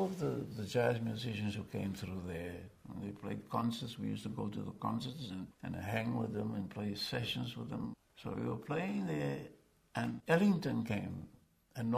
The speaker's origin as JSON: {"language": "English", "town": "Cape Town", "region": "Western Cape", "country": "South Africa", "tie": "born or raised there", "also_born_or_lived": "New York", "moved": "as an adult", "said": "I'm from South Africa"}